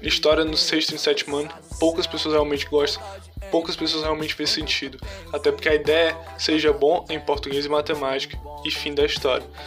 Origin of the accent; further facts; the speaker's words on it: Ceará, Brazil; a gente ainda se olha como cearense